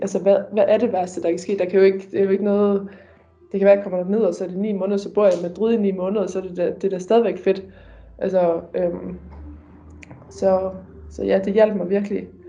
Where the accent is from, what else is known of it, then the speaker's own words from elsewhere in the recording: Denmark; moved away as an adult; Derhjemme i Danmark